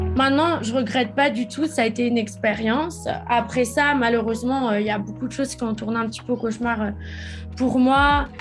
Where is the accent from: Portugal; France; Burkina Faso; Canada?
France; moved away as an adult; also born or lived in United States; j'ai quitté la France quand j'avais 18 ans pour aller habiter aux États-Unis